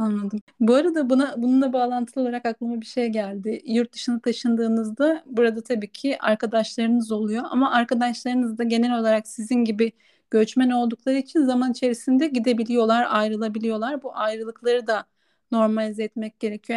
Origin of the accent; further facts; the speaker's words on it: Kırklareli, Turkey; moved away as an adult; also born or lived in Ankara; Kırklareli'den Ankara'ya göç ettiğimde yaşadığım için burada çok fazla yaşamadım diye düşünüyorum. Çünkü ben 18 yaşında üniversiteye gitmek için Ankara'ya taşındım